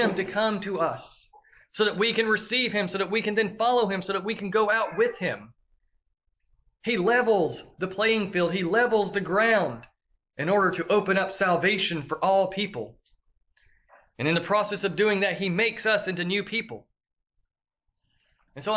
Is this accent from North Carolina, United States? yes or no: no; Tellico Plains, Tennessee, United States; my hometown of Tellico